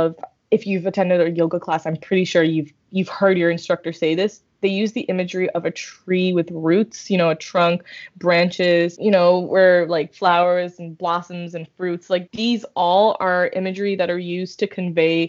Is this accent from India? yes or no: yes; India; we're Indian